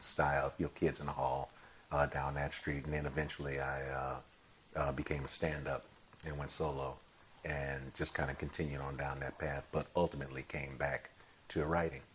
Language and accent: English; Chicago, Illinois, United States; I'm from Chicago as well.